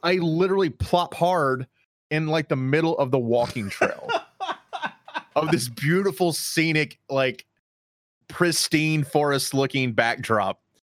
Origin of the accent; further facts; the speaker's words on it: Charlotte, North Carolina, United States; I grew up in Charlotte